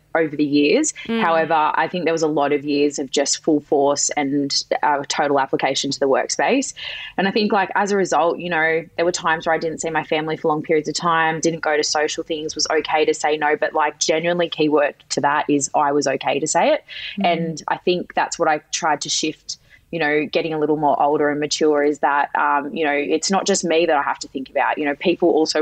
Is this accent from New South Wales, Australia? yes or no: yes; Sydney, New South Wales, Australia; I'm from any Sydney siders that know, I'm from the Shire, in a little more refined Menai.